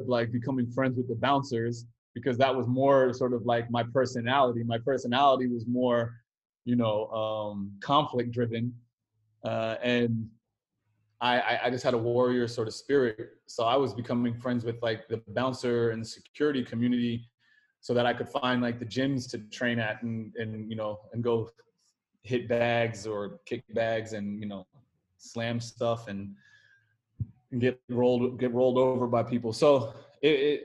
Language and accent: English; upstate New York, United States; also born or lived in Brooklyn, New York; I spent the majority of my time in Brooklyn, but I grew up upstate New York, like went to high school upstate New York